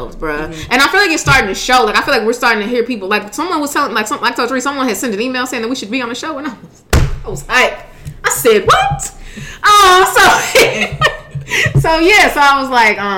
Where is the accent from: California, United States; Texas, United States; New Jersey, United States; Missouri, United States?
Missouri, United States; St. Louis; moved away; I need to go home. Like, I need some St. Louis